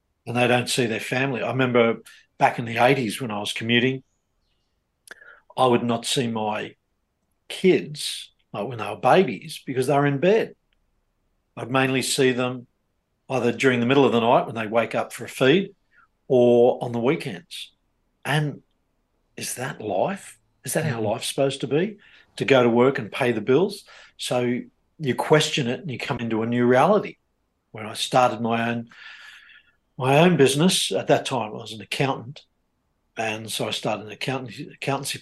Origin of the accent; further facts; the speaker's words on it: Australia; the life I was brought up in Australia